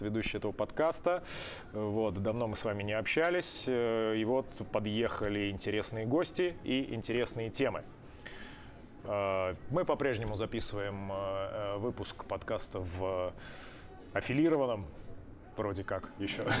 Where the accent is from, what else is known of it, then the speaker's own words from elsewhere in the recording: Penza, Penza Oblast, Russia; я из Пензы